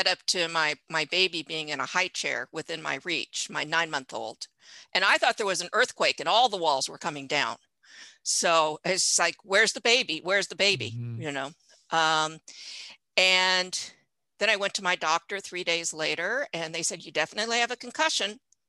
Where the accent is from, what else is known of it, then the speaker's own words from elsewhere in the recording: Fresno, Bay Area, California, United States; also born or lived in Richmond, California; I am originally from California, Fresno, Bay Area